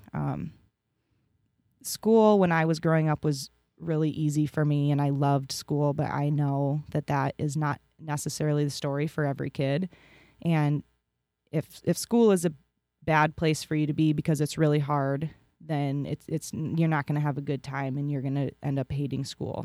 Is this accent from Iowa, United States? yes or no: yes; Reinbeck, Iowa, United States; Born and raised in Rhinebeck, went to Gladberg Reinbach my whole life